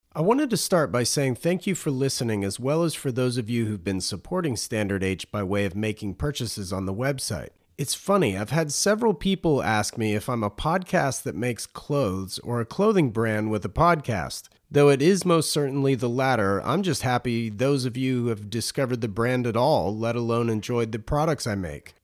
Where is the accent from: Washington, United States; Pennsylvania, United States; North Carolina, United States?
North Carolina, United States; moved away; my home state of North Carolina